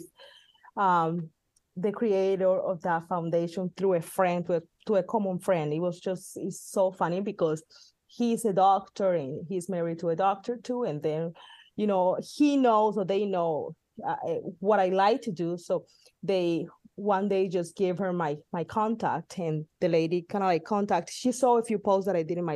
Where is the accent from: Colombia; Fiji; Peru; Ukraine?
Colombia; also born or lived in Midwest, United States; now in California, United States; the foundation in my home country